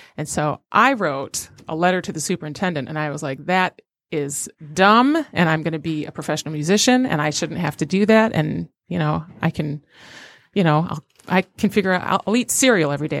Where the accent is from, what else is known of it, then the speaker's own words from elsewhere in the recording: Royal Oak, Michigan, United States; also born or lived in Detroit, Michigan / Saginaw, Michigan; I grew up in Royal Oak